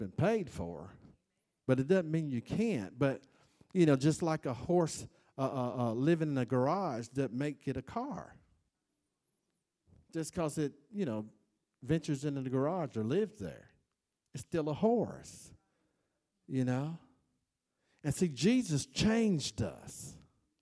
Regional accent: Florida, United States; I'm from Florida

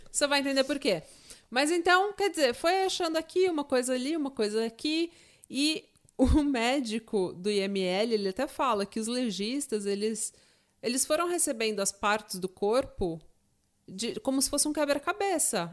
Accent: São Paulo, Brazil; eu sou de São Paulo, eu tô acostumada com enchente

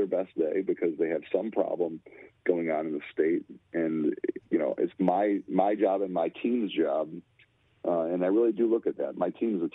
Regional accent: Lansing, Michigan, United States; I grew up in the Capitol building. I used to play hide and go seek in the Capitol building

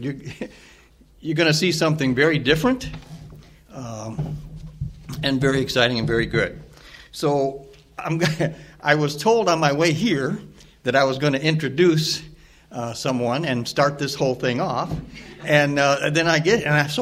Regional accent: East Peoria, Illinois, United States; I come from East Peoria, which is just about an hour

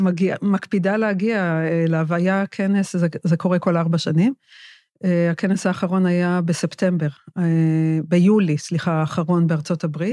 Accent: Northern Israel, Israel; שאני גדלתי בצפון

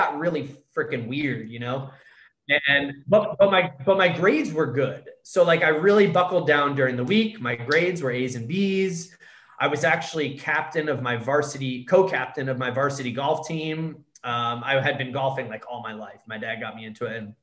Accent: Connecticut, United States; now in San Diego, United States; I grew up with parents that were very well off in Connecticut.

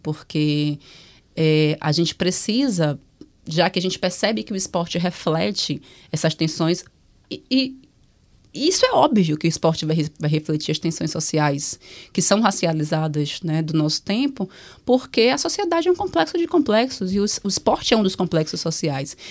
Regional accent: Salvador, Bahia, Brazil; eu venho de Salvador

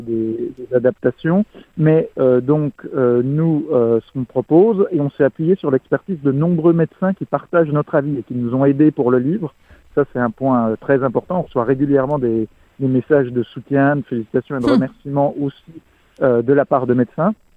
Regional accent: France; en tant que Français

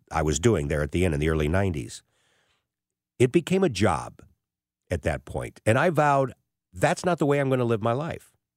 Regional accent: St. Louis, Missouri, United States; also born or lived in Columbia, Missouri / Wichita, Kansas; I end up back in my hometown as a sportscaster for Channel four here in town

